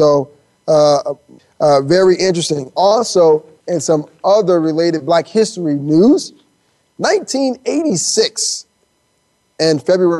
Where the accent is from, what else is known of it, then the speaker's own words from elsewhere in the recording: Miami, Florida, United States; growing up in Miami, Florida